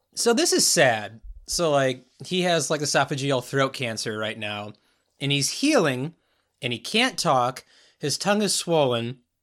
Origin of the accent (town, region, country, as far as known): United States